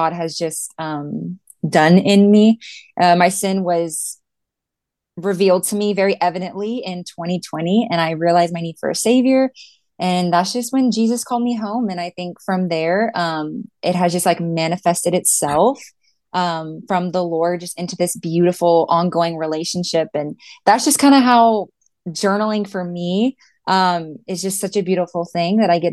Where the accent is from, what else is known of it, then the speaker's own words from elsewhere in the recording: San Antonio, Texas, United States; I have been born and raised in San Antonio, Texas. I've lived here my whole life